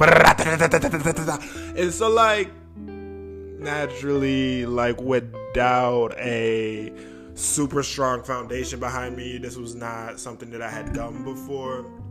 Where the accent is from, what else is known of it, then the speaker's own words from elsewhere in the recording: Michigan, United States; also born or lived in New York; I moved from New York and now I'm back in Michigan. So I don't feel so alone because this is where my family is